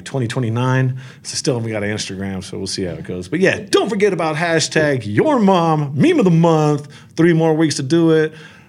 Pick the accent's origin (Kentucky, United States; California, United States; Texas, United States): California, United States; I'm from Orange County.